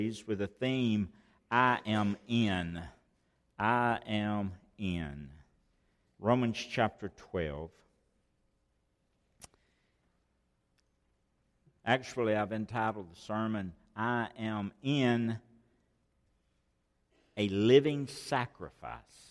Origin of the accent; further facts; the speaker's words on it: Rockwood, Alabama, United States; I grew up in Rockwood, and a small community known for Alabama limestone.